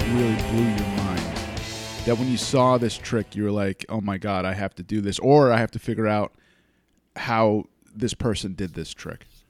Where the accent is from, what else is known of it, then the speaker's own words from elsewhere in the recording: United States; I grew up in the States